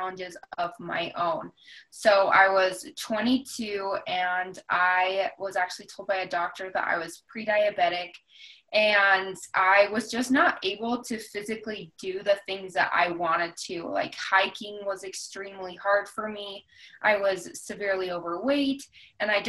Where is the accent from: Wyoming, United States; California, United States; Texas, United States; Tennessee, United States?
Wyoming, United States; also born or lived in Jackson, Wyoming; I actually was born in Jackson. And then when I was about six, my family moved to a little town a little outside of Jackson, and then I've lived in various parts of Wyoming for basically the rest